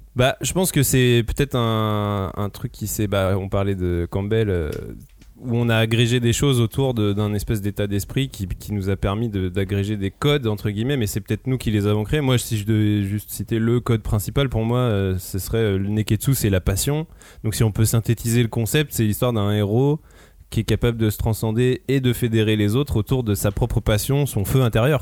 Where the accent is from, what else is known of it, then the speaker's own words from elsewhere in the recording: France; nous, en tant que Français